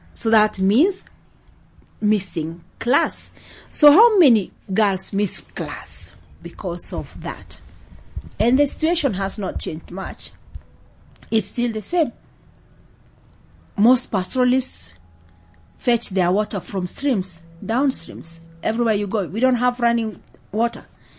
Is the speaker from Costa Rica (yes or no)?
no; Baragoi, Samburu County, Kenya; now in Kajiado, Kenya; I'm originally from Samburu County, from a place called Baragoi. And then I got married. Now my home is in Kajiado because that's where my husband comes from.